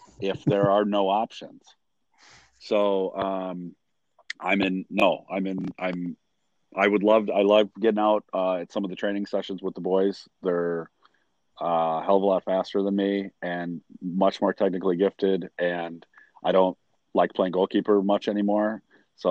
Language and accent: English; Sycamore, Illinois, United States; also born or lived in DeKalb, Illinois; I grew up in Sycamore until the middle of eighth grade, when my parents bought a house in DeKalb